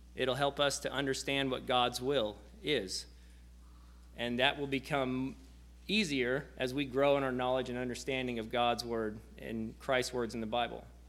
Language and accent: English; near Osage City, Kansas, United States; I'm from Section, which is uh, just outside of Osage City, so about 30 miles southwest of Topeka